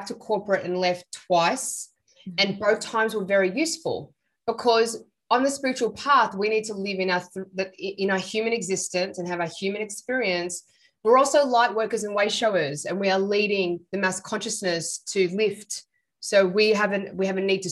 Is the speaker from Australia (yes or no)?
yes; Sydney, New South Wales, Australia; I'm Sri Lankan. I was born in Sydney